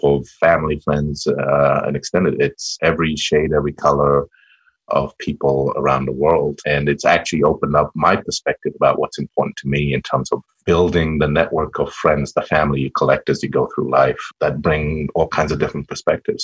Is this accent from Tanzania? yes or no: yes; Tanzania; also born or lived in Trondheim, Norway; I'm a Tanzanian citizen.